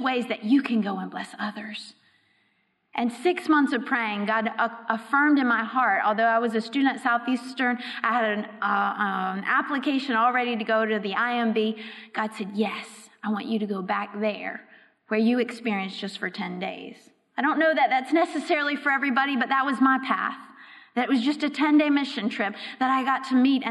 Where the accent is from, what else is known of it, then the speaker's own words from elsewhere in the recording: Raleigh, North Carolina, United States; moved away as an adult; also born or lived in Europe; I was raised in Raleigh, so not too far from here